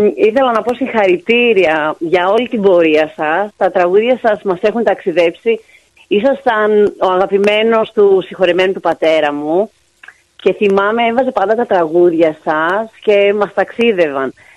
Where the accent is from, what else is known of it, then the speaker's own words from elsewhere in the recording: Thessaloniki, Central Macedonia, Greece; εγώ είμαι από Θεσσαλονίκη.